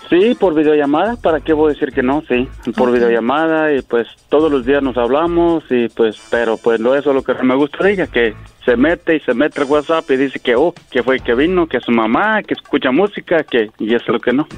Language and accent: Spanish; Apatzingán, Michoacán, Mexico; yo soy de Michoacán. Yo soy de Apatzingán, Michoacán.